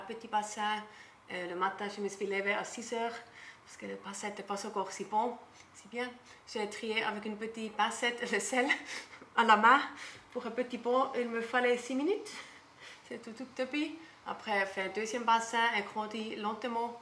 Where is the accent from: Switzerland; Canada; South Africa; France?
Switzerland; German-speaking Switzerland; accent: Swiss German; French is a second language; moved away as an adult; also born or lived in Bora Bora, French Polynesia; now in French Polynesia; je viens de la Suisse, Suisse allemand. Comme ça, je ne peux pas cacher mon accent